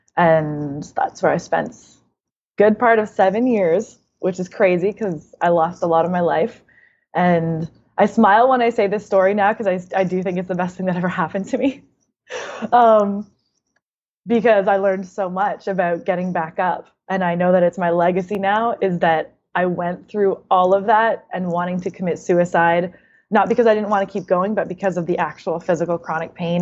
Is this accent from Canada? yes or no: yes; Canada; now in United States; being Canadian and then moving to America